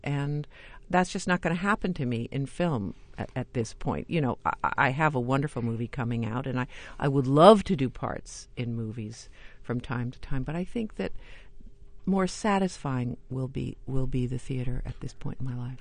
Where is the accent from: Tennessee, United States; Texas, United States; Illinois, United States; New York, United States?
New York, United States; I grew up in New York and I went to a lot of theater